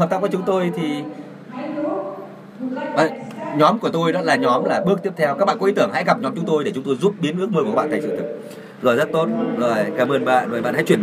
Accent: Taiwan; Vietnamese is a second language; À, chào các bạn … tôi đến từ Đài Loan.

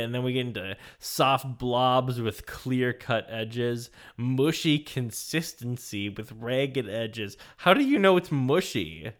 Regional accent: Minnesota, United States; As a Minnesotan.

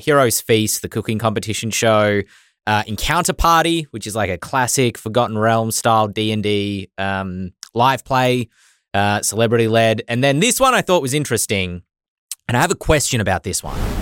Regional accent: Australia; accent: Australian; my Australian accent.

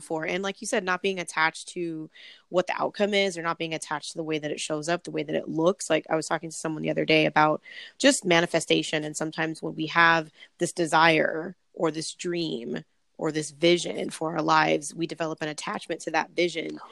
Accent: Los Angeles, California, United States

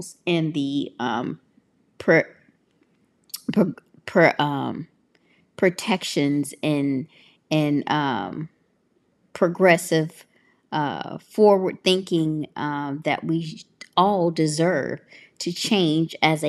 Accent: Tennessee, United States; now in California, United States; I'm from Tennessee. I'm very happy to be living here in California

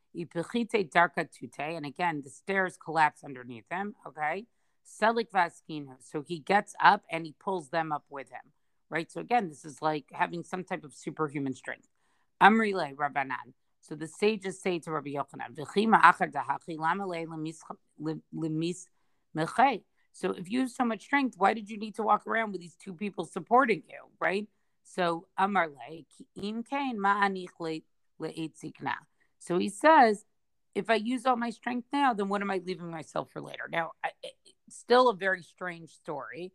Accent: United States; I'm speaking as an American

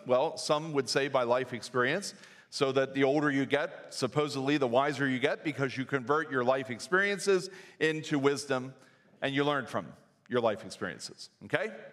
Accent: New Danville, Pennsylvania, United States; also born or lived in Reading, Pennsylvania; I grew up in New Danville and grew up in a very loving home

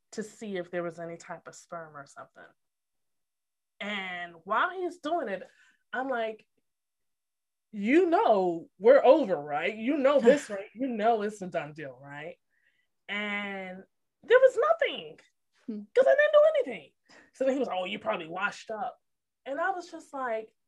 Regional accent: Connecticut, United States; moved away; I'm from Connecticut originally

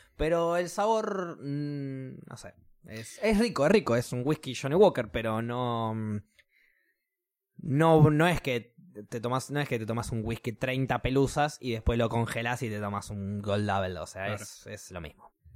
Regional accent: Argentina; como pueblo argentino

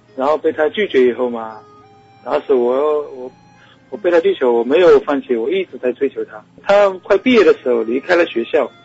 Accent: Wenzhou, Zhejiang, China; 我来自浙江温州

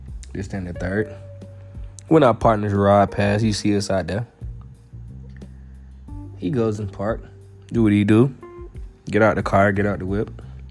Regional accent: Alabama, United States; moved away as an adult; also born or lived in Vermont; I'm from Alabama. I went all the way out to Vermont

